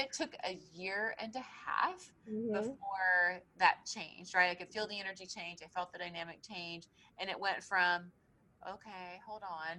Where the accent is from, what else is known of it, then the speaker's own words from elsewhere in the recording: Tennessee, United States; because I came here from Tennessee. I didn't know anybody. I didn't know my way around.